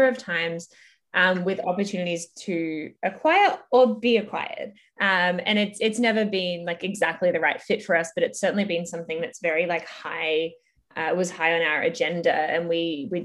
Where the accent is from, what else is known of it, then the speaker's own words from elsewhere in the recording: Melbourne, Victoria, Australia; moved away as an adult; now in Toronto, Canada; I'm originally from Melbourne, Australia, but now currently live in Toronto, Canada